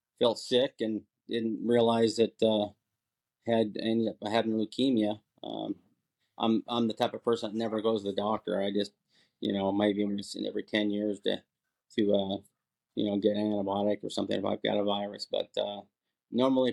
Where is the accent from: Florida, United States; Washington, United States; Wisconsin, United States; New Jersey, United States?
Washington, United States; Port Angeles; moved away as an adult; also born or lived in San Clemente, California; I grew up in Port Angeles, Washington, up on the coast, and went in the Marine Corps right out of high school